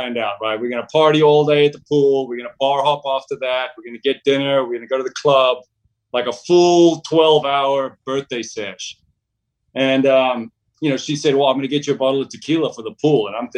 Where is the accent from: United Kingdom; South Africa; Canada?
South Africa; moved away as an adult; also born or lived in Australia; now in Dallas, United States; Grew up in South Africa, but going back a few generations, family's Croatian